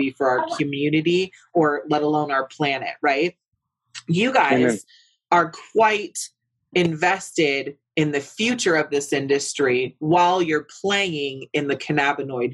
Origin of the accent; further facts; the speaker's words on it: West Coast, United States; I'm over from the West Coast, right? Which is not so conservative. As a matter of fact, we're quite liberal over there in that part of the country.